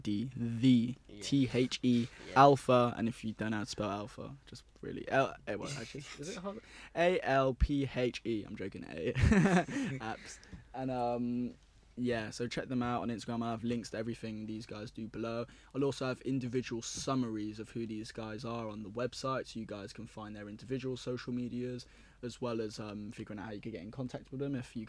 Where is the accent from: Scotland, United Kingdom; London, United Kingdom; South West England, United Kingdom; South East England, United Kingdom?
London, United Kingdom; also born or lived in Cardiff; I moved to a school called Whitchurch in Cardiff, and I'm from London originally.